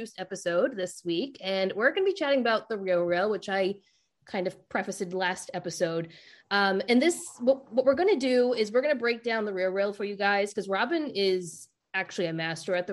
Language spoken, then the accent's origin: English; Rhode Island, United States; accent: Rhode Island; my Rhode Island accent